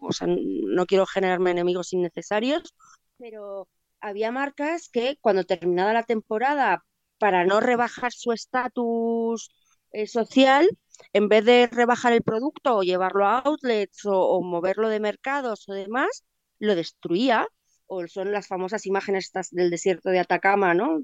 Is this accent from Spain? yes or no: yes; Madrid, Community of Madrid, Spain; como madrileña